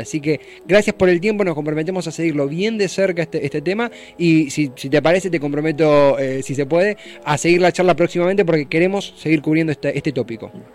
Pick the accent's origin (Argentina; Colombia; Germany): Argentina; como argentinos